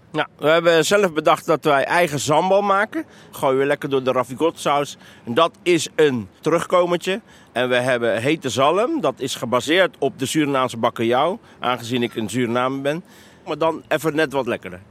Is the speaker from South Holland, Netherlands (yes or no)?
yes; The Hague, South Holland, Netherlands; Ik ben zelf opgegroeid in Transvaal, dus ik weet echt wel wat de echte Hagenees is